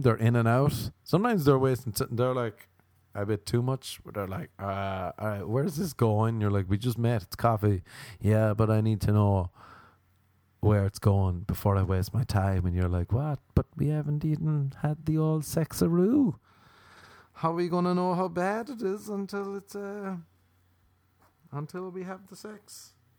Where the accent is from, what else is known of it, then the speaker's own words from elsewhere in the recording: Ireland; moved away; I'm Irish